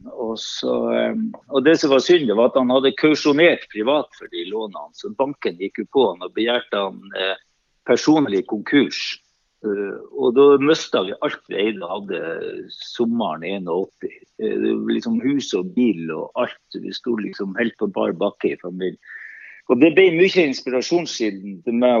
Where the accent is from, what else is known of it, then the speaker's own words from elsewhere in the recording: Andøya, Nordland, Norway; moved away as an adult; also born or lived in United States; now in Oslo, Norway; er oppveksten som sagt fra Andøya